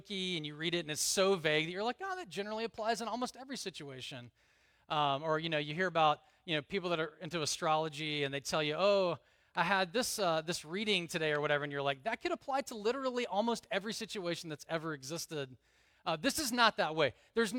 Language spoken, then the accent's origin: English; the South, United States; I grew up in the South. There's a lot of things that are not in the Bible that I thought were in the Bible